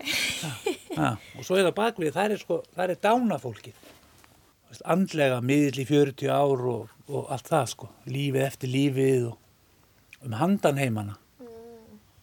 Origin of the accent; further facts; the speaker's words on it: Villingaholtshreppur, Flói, east of Selfoss, Southern Region, Iceland; moved away; Ég er úr Flóanum, ég er úr hérna Villingahóldsreppi sem er fyrir austan Selfos